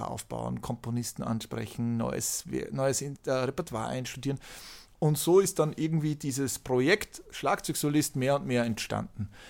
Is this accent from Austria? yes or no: yes; Austria; Aber ich bin halt auch Österreicher und in Österreich ist halt die klassische Musik ein Faktor.